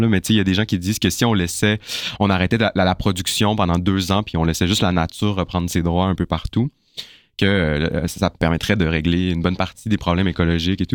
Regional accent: Chicoutimi, Quebec, Canada; now in Montreal, Canada; j'ai grandi à Chicoutimi

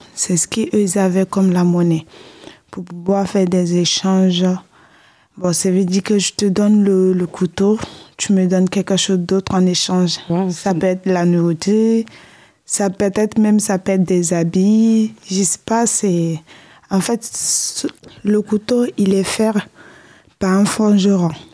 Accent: Côte d’Ivoire; now in France; chez moi, en Côte d'Ivoire

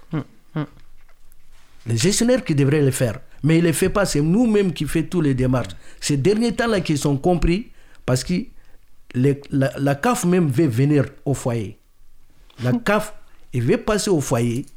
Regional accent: Mali; now in France; je suis malien

